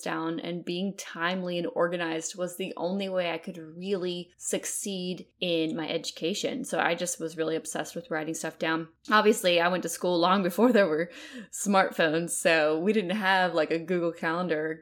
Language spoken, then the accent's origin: English; Fairhope, Alabama, United States; I'm from Fairhope, Alabama. It's a beautiful town on the Gulf Coast in Alabama